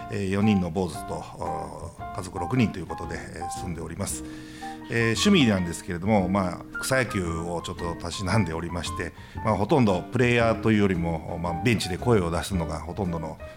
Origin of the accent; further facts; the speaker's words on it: Kani, Gifu, Japan; 住まいはドタに住んでおります、生まれも育ちもドタということで学生時代少し離れておりまして、えー、ちょっと就職でも少し出ておりましたけれどもまた戻ってまいりましてドタに住んでおります